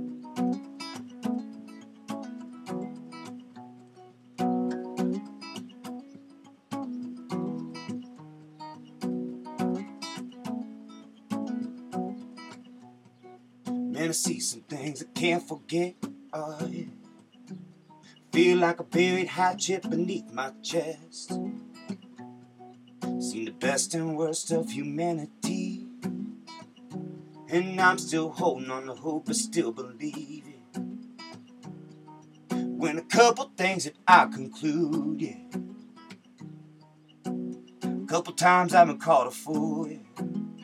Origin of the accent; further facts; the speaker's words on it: United States; we're American.